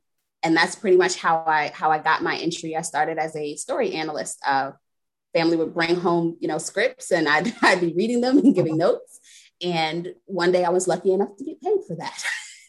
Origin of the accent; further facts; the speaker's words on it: New York City, New York, United States; now in Delaware, United States; I am not originally from Delaware, originally from New York City, but I'm a bit of a nomad, so I've been everywhere.